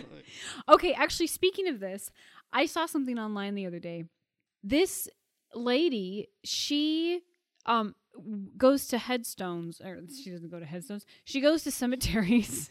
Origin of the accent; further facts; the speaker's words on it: Puyallup, Washington, United States; I came from the town of Puyallup, Washington